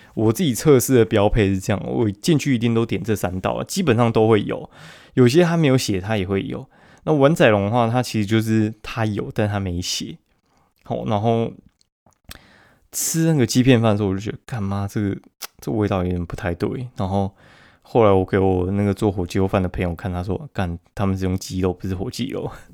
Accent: Taipei, Taiwan; 我们台北人的流量不一定会比较高

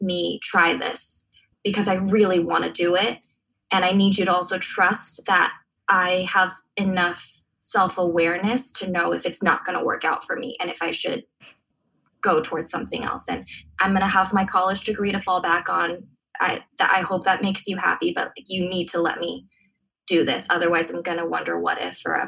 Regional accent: Diamond Bar, California, United States; In a suburb called Diamond Bar. We're close to Disneyland, 30 minutes

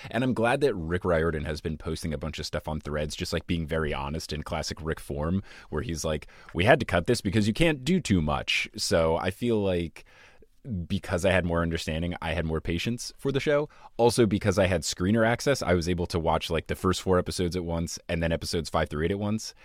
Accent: United States; I am American

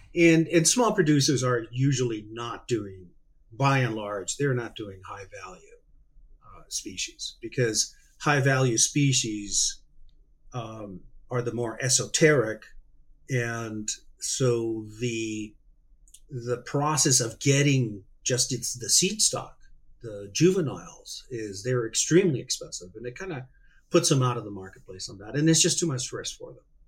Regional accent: Hermosillo, Sonora, Mexico; I was born and raised in Mexico. I grew up in Hermosillo, Sonora

